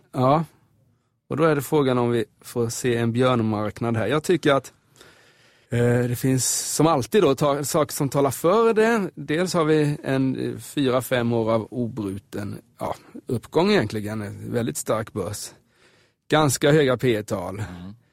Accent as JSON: {"language": "Swedish", "region": "Småland", "country": "Sweden", "tie": "born or raised there", "moved": "yes", "said": "mina hemtrakter där i Småland"}